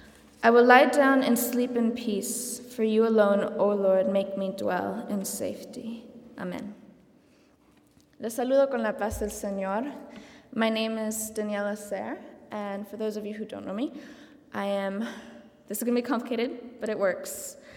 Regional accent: Santa Cruz de la Sierra, Santa Cruz, Bolivia; moved away; In Santa Cruz, Bolivia, which is my hometown, the church I went to was a small Mennonite church

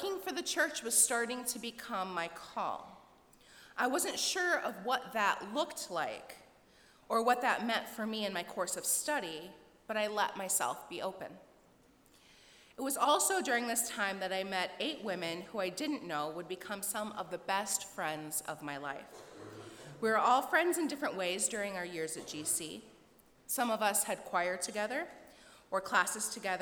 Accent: Ohio, United States; also born or lived in Virginia / Washington, D.C.; now in Indiana, United States; I'm originally from Ohio.

